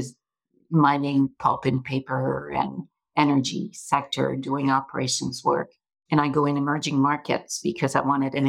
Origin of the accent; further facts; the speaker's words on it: Montreal, Quebec, Canada; moved away; I grew up in Montreal, hence the accent